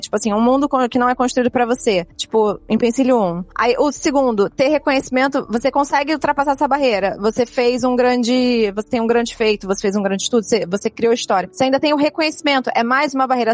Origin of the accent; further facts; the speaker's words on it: Rio de Janeiro, Brazil; eu sou do Rio